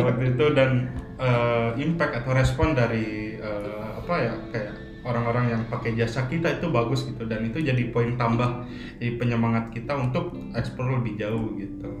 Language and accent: Indonesian; Sumedang, West Java, Indonesia; moved away as an adult; also born or lived in Bandung / Bogor; now in Jakarta, Indonesia; lahir di Bandung hmm. cuman besar di Sumedang